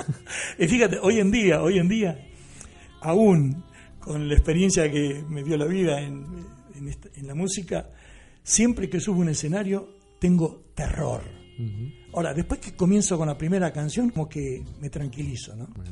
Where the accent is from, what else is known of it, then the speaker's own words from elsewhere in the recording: La Pampa, Argentina; moved away as an adult; also born or lived in New York, United States / Miami, United States; now in Costa del Sol, Spain; yo nací en La Pampa